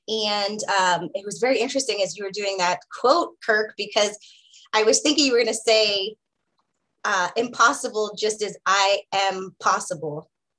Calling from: United States; I am calling in from the Piscataway lands.

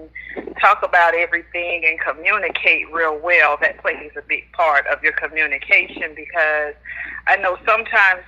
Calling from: Jacksonville, Florida, United States; I'm calling from Jacksonville, Florida

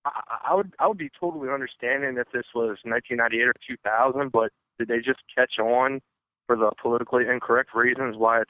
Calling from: United States; I am calling from Maryland/Virginia.

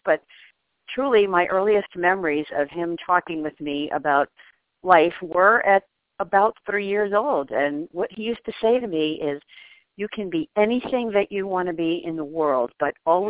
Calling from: New York City, New York, United States; I am currently in the New York City area.

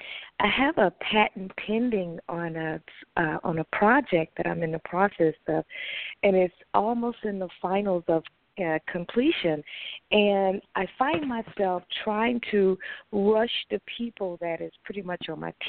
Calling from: Texas, United States; I'm calling from Texas.

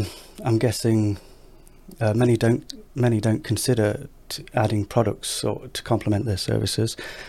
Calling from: Nottingham, East Midlands, United Kingdom; I'm in Nottingham in the UK, Robin Hood country.

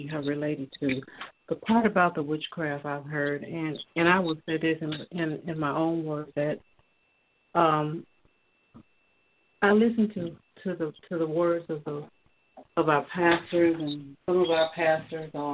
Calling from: Georgia, United States; I'm calling from Georgia

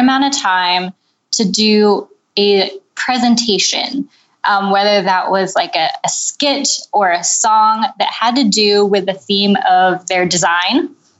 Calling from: Mechanicsburg, Pennsylvania, United States; I'm calling you from Mechanicsburg, Pennsylvania

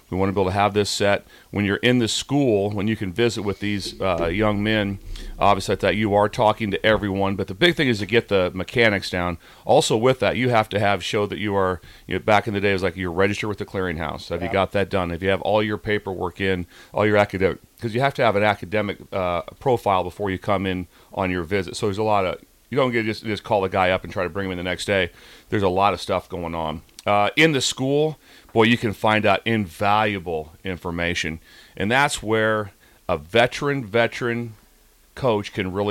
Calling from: Florida, United States; uh, Florida.

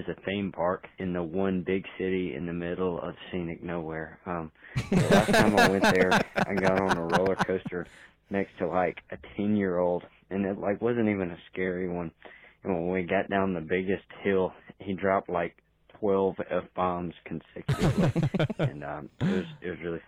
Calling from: Alabama, United States; I'm calling from Alabama

